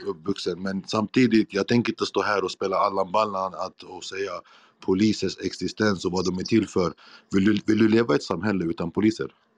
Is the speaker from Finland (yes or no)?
no; Iraq; now in Sweden; där jag kommer från, Irak